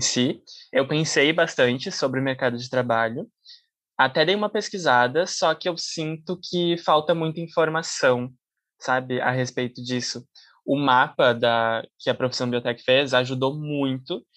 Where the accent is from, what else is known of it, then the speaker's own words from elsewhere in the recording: Caxias do Sul, Rio Grande do Sul, Brazil; now in Porto Alegre, Brazil; Eu sou natural de Caxias do Sul